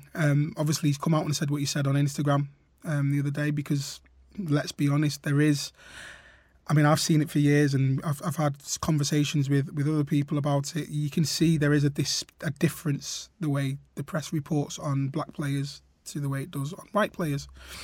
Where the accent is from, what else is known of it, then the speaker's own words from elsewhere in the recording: Trafford, North West England, United Kingdom; playing for my town team, Trafford Boys